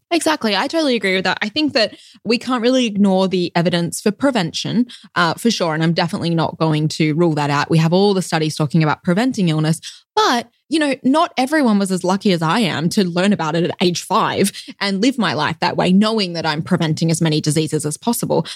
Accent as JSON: {"language": "English", "town": "Perth", "region": "Western Australia", "country": "Australia", "tie": "born or raised there", "also_born_or_lived": "Melbourne, Australia", "accent": "Australian", "moved": "as an adult", "lives_now": "Loma Linda, United States", "said": "I was actually born in Perth in Western Australia"}